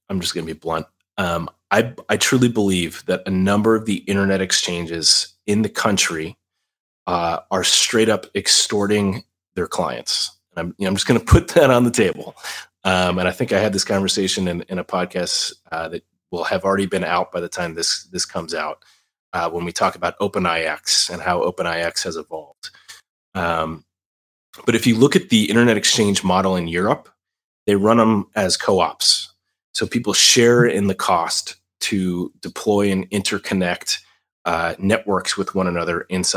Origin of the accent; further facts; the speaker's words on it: United States; as an American, as someone who works with InfraGuard